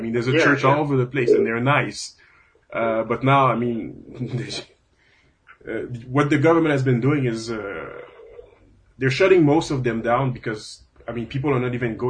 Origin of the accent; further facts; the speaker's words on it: Montreal, Quebec, Canada; moved away; I come from Montreal, which has very beautiful churches every second street.